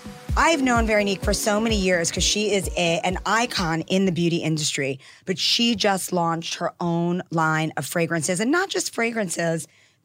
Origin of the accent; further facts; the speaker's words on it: New York City, New York, United States; I'm from Queens.